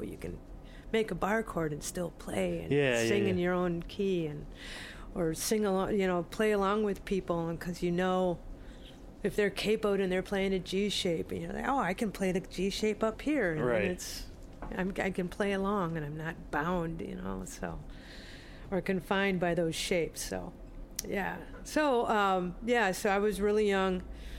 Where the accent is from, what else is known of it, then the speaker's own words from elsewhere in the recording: Minneapolis, Minnesota, United States; moved away as an adult; also born or lived in California / Ireland; now in Iowa, United States; I was born in California, mostly raised in Minnesota. I moved to California for a while. Back to California for a while, and then went to Ireland for a little bit, and then moved to Iowa.